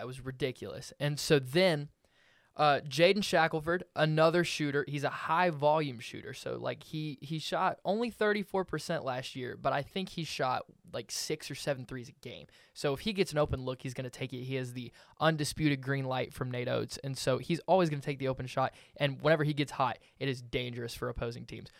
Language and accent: English; Hoover, Alabama, United States; I am from Hoover, Alabama